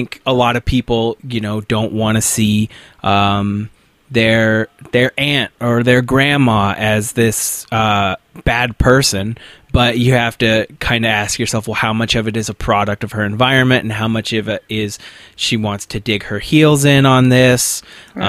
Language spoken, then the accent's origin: English; Nampa-Boise area, Idaho, United States; I grew up in the Nampa Boise area here in Idaho